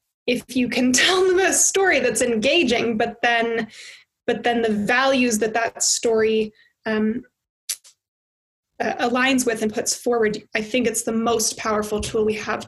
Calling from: United States; as I'm calling in from America where everything is melting down

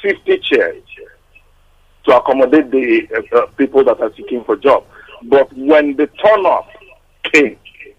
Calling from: Surulere, Lagos, Nigeria; I'm calling from Surulere.

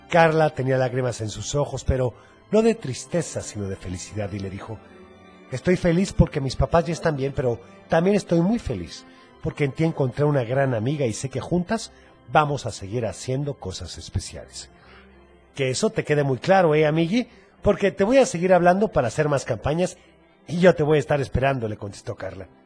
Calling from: Tonalá, Jalisco, Mexico; de Tonalá.

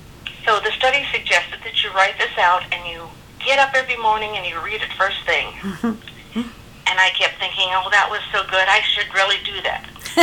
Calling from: California, United States; I'm calling from California.

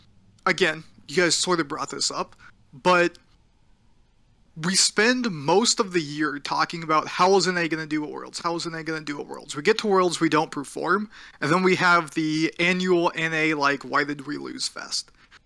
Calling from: Washington, United States; Just outside of Seattle.

